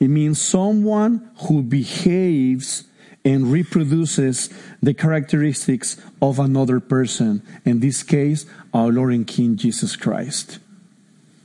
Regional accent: Mexico City, Mexico; moved away; I'm Mexican from Mexico City

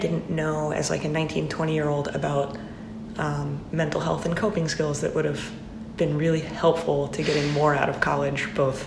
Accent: Joplin, Missouri, United States; moved away as an adult; also born or lived in Nashville, Tennessee; now in Boston, United States; I am from Joplin, Missouri

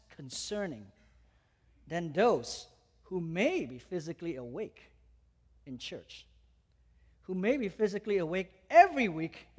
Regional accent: Malaysia; moved away; I grew up in Malaysia, I came to know the Lord at the age of 15.

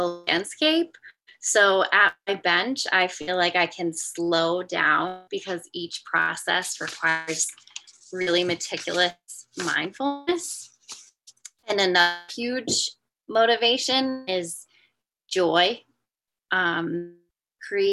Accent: Johnston, United States; I grew up in Johnston and have my studio still nestled here on my parents' farm

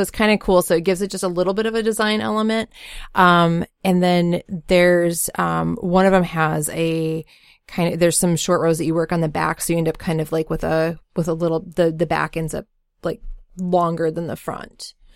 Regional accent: Bemidji, Minnesota, United States; I grew up in Bemidji, Minnesota

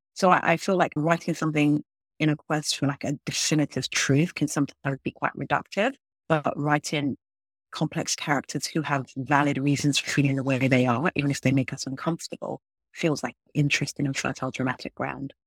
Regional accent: London, United Kingdom; moved away as an adult; now in United States; I grew up in London. I was born in London.

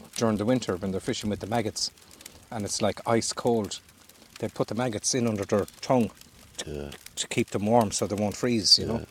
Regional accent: Galway, Connacht, Ireland; I'm from Galway City.

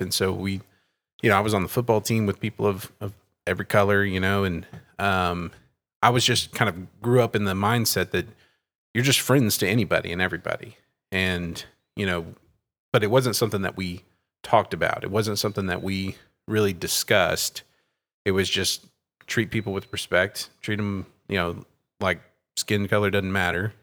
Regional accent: Terrell, Texas, United States; also born or lived in Sulphur Springs, Texas; now in Scroggins, United States; I grew up in Terrell, Texas, a small town in East Texas

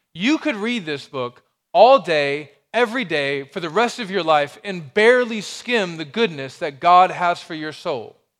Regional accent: Alabama, United States; moved away; I'm from Alabama

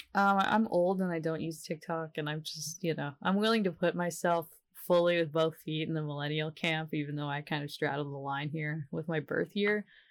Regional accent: the South, United States; I am from the South and it's hard to learn how to love yourself here

